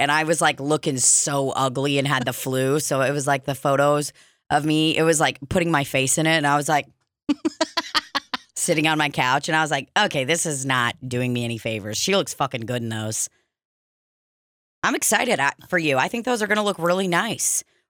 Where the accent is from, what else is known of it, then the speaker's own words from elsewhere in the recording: Goodlettsville, Tennessee, United States; I grew up in Goodlettsville, and my daddy grew up in, what was it, Piglettsville?